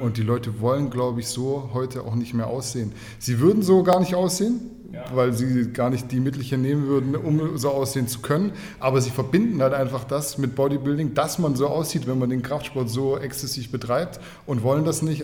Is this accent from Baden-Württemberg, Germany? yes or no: yes; Kornwestheim, Baden-Württemberg, Germany; ich komme aus dem schönen Kornwestheim